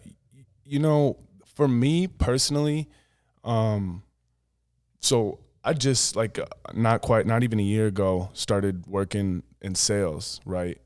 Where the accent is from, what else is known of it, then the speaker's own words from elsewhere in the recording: Woonsocket, South Dakota, United States; now in Sioux Falls, United States; I grew up in Woonsocket, seven hundred people